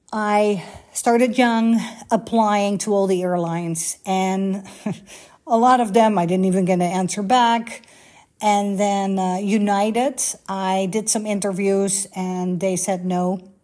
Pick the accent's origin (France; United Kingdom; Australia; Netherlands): Netherlands; first language Dutch; English is a second language; moved away as an adult; also born or lived in Bahrain; born and raised in Holland, like 20 minutes from Amsterdam.